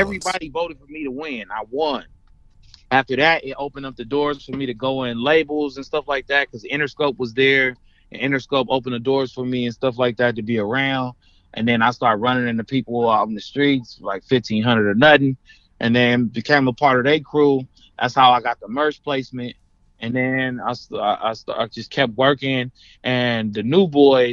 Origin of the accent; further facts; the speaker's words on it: Compton, California, United States; I'm from L.A., Compton